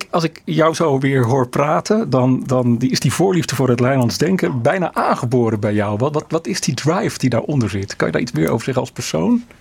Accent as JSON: {"language": "Dutch", "country": "Netherlands"}